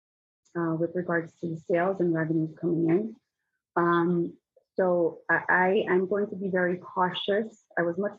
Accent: Newark, New Jersey, United States; I was born and raised in the Ironbound and I still live here

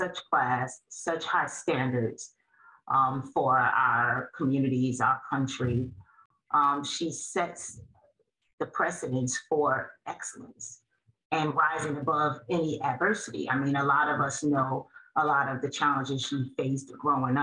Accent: Newark, New Jersey, United States; I was a student here. I was born and raised here

